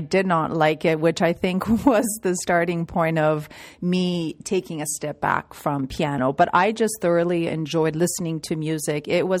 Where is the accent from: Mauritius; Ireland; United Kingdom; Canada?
Canada; Toronto, Ontario; born or raised there